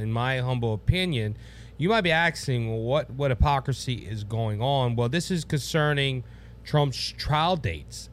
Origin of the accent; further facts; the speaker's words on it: Cajun country, Louisiana, United States; I'm from Cajun country